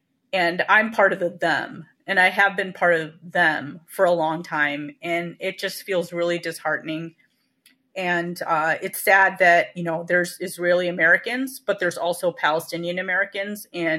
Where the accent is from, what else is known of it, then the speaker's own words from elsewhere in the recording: India; it was offensive to me because I'm a Indian Muslim